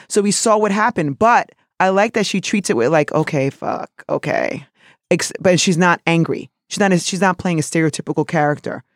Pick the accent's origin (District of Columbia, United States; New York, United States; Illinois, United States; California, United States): New York, United States; New York City; also born or lived in South of the Dominican Republic; somebody from New York City who's Dominican